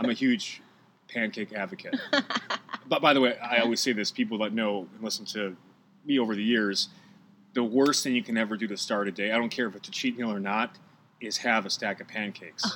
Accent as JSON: {"language": "English", "town": "Milwaukee", "region": "Wisconsin", "country": "United States", "moved": "as an adult", "lives_now": "Los Angeles, United States", "said": "I'm from Milwaukee"}